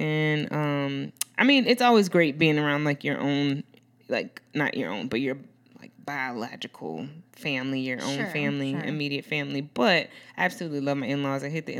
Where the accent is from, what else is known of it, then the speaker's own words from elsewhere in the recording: New Orleans, Louisiana, United States; I'm from New Orleans